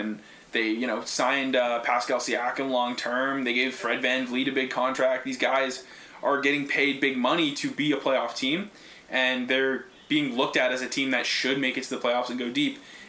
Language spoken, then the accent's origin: English; Canada; we're Canadian guys